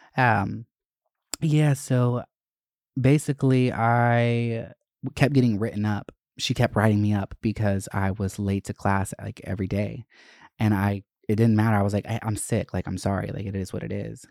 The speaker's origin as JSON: {"language": "English", "town": "Winder", "region": "Georgia", "country": "United States", "tie": "born or raised there", "moved": "yes", "said": "I grew up in Winder, which was just such a problematic fucking town to live"}